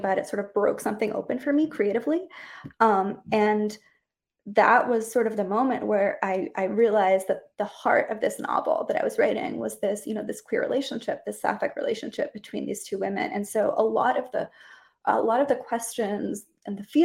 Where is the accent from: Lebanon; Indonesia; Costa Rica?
Costa Rica; I grew up in Costa Rica, which is a very Catholic country